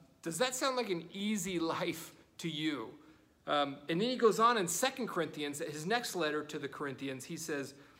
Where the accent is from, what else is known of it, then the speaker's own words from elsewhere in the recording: United States; as American Christians